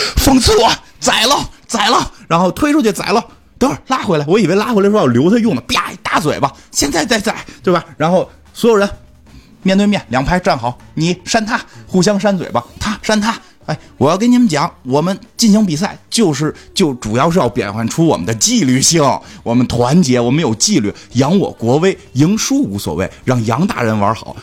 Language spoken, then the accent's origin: Chinese; China; 让我们中国人意淫一下